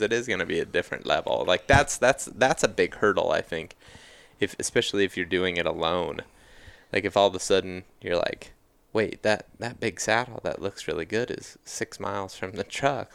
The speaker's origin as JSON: {"language": "English", "region": "Ohio", "country": "United States", "tie": "born or raised there", "said": "growing up in Ohio"}